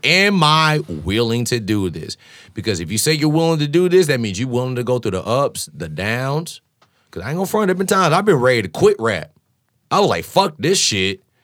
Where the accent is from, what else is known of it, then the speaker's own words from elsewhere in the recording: Champaign, Illinois, United States; moved away as an adult; now in Chicago, United States; Growing up in Champaign